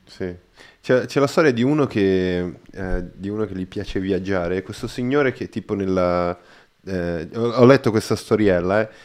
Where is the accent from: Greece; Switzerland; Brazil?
Brazil; Italian is a second language; now in Italy; sono brasiliano